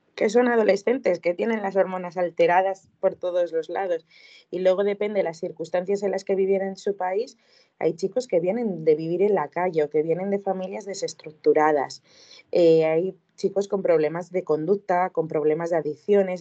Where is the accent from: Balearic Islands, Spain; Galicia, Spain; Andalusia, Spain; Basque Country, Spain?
Basque Country, Spain; Vizcaya; now in Vitoria-Gasteiz, Spain; Yo soy de, de Hermoa, Vizcaya, pero actualmente vivo en Vitoria, en Vitoria-Gasteiz